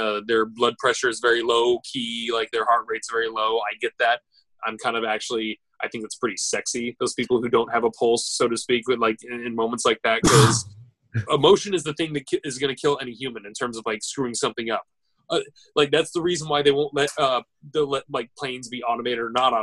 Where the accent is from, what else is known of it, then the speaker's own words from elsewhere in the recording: United States; us Americans